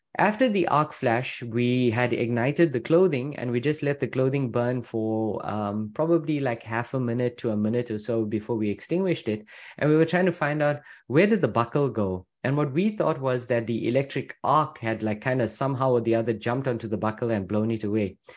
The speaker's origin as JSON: {"language": "English", "town": "Louisville", "region": "Kentucky", "country": "United States", "said": "I'm from Louisville, Kentucky"}